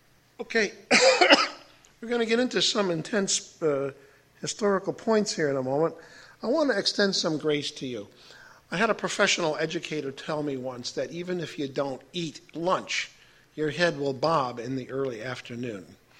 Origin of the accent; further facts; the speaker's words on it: Chicago, Illinois, United States; I'm from Chicago.